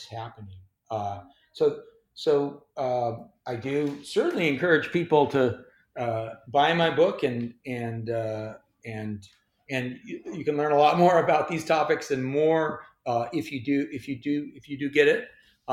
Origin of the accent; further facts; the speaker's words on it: Montana, United States; now in New York City, United States; My home state of Montana